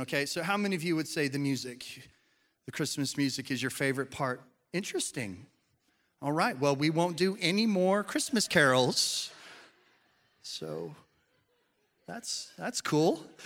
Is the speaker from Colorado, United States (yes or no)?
yes; Colorado, United States; when I was growing up in Colorado